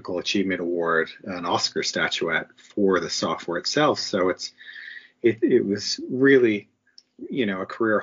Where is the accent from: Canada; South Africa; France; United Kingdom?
Canada; being a Canadian